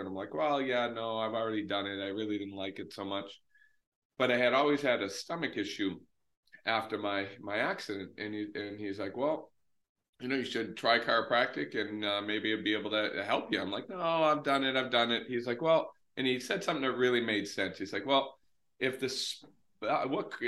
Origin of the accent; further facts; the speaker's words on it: north of Boston, Massachusetts, United States; I am about 20 minutes north of Boston, so in Massachusetts, up in New England, and I've been there for most of my life